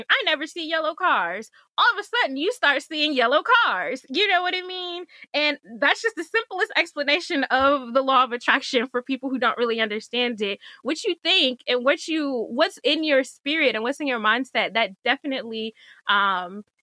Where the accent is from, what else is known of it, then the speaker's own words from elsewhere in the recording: Michigan, United States; also born or lived in DMV (Washington metropolitan area); now in DMV, United States; I'm from Michigan